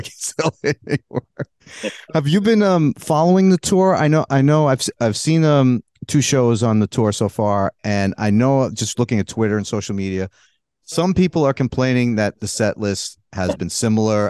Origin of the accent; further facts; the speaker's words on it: New York City, New York, United States; I grew up in Brooklyn. That's where I'm from